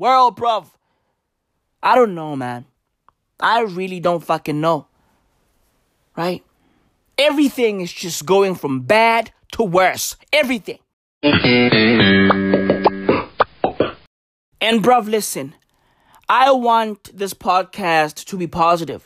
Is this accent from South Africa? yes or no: yes; South Africa; I love being South African. I love being African. I love being black. I love being Tswana